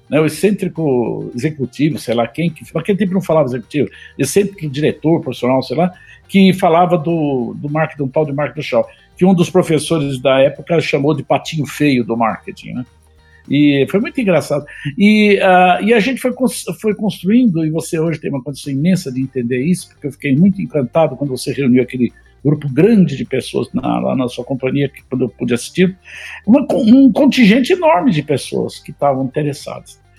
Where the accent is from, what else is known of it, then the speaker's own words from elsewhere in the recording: São Paulo, Brazil; e você sabe que, como paulista...